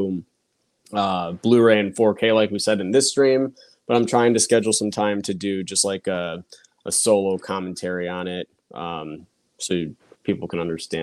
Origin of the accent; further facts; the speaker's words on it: Chicago, Illinois, United States; I'm from Chicago, so you know, I'm from Chicago.